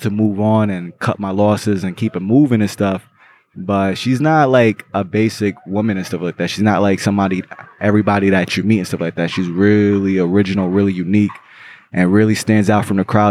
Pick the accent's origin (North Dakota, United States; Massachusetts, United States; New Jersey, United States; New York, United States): New York, United States; New York City; I was born in Brooklyn